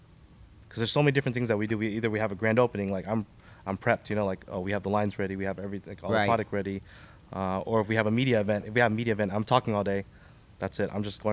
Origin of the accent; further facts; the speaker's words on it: Westminster, California, United States; I was a kid from Westminster.